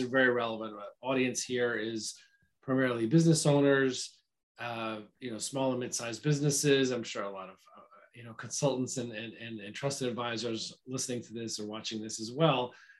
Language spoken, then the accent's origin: English; Nashville, Tennessee, United States; a Nashville native